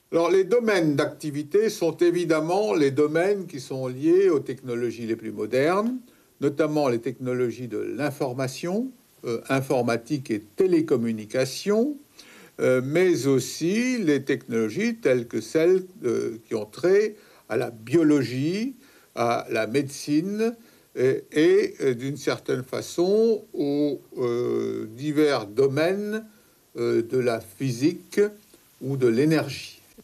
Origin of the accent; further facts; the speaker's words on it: Saint-Paul-de-Vence, Provence-Alpes-Côte d'Azur, France; Je suis né à Saint-Paul, dans les Alpes-Maritimes